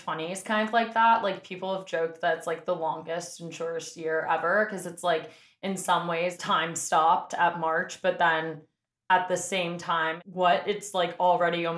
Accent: New York City, New York, United States; I'm from the Upper West Side

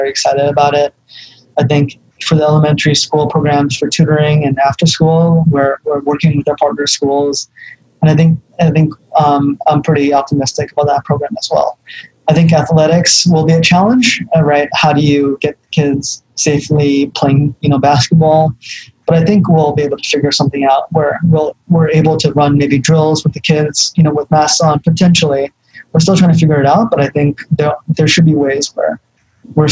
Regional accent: New York City, New York, United States; I grew up in the Bronx

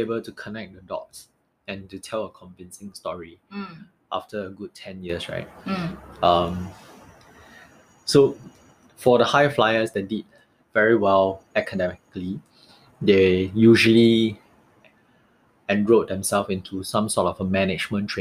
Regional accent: Singapore; moved away as an adult; also born or lived in London; Being a Singaporean in London

